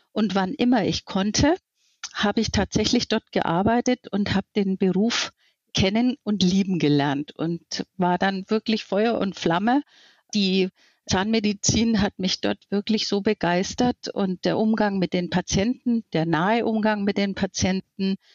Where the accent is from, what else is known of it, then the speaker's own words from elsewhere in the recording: Bavaria, Germany; born there; Ich bin 58 Jahre alt und habe eine fast 18-jährige Tochter. Gebürtig bin ich aus Mittelfranken, was man vielleicht so auch beim Sprechen hört.